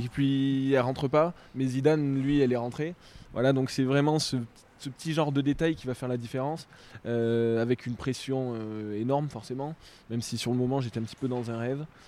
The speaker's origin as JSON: {"language": "French", "country": "France", "said": "en tant que Français"}